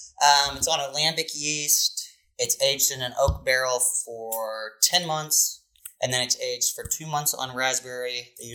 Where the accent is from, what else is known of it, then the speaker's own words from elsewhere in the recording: Indiana, United States; A little bit about myself. Born and raised in Indiana.